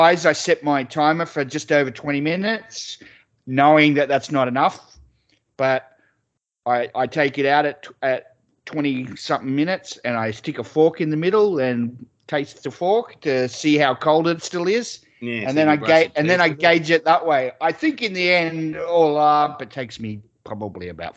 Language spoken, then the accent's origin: English; Australia; accent: Australian; moved away